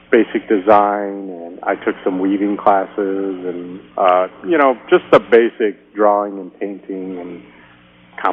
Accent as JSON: {"language": "English", "town": "Saugatuck", "region": "Michigan", "country": "United States", "tie": "born or raised there", "moved": "yes", "lives_now": "Houston, United States", "said": "I grew up in Saugatuck, which is a kind of an art community"}